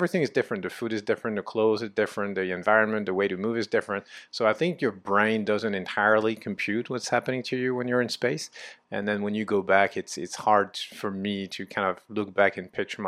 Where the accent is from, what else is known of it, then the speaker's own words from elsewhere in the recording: France; moved away; I'm originally from France